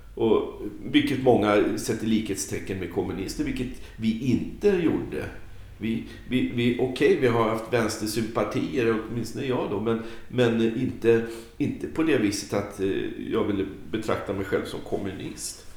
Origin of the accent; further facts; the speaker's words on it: Stockholm, Stockholm County, Sweden; moved away; also born or lived in Värnamo; jag är stockholmare